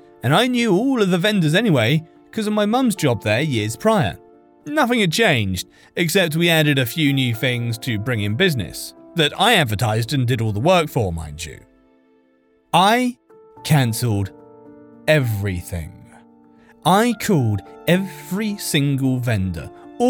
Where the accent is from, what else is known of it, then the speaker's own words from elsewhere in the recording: California, United States; I grew up in California, but not close enough to beach to go there often